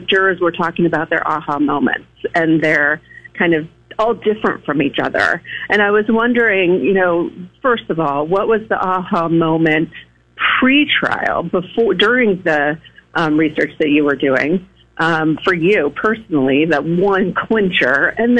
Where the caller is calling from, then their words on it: Napa, California, United States; from Napa.